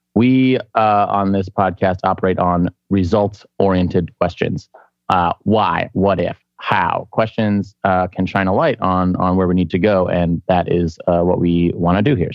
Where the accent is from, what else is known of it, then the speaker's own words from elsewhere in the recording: Chicago, Illinois, United States; I'm from Chicago.